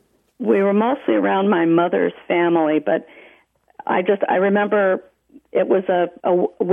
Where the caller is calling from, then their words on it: Terrell, Texas, United States; I'm calling from Terrell, Texas.